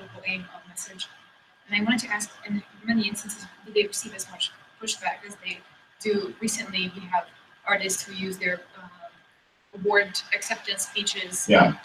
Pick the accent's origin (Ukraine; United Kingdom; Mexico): Ukraine; moved away; I come from Ukraine